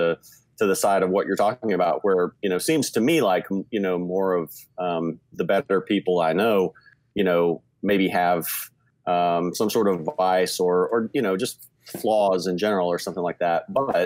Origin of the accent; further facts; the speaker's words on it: the Bible Belt, United States; growing up in the Bible Belt and Southern Baptist churches